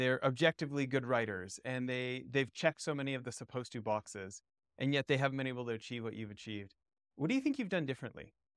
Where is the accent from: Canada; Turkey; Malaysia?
Canada; moved away as an adult; also born or lived in Southern California; I grew up a snowboarder in Canada, and and got to move to Southern California and pick up surfing, but I was already in my twenties